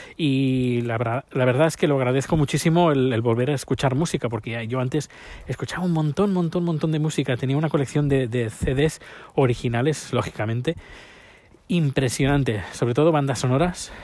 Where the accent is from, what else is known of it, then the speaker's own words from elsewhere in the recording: Spain; moved away as an adult; now in Örebro, Sweden; de España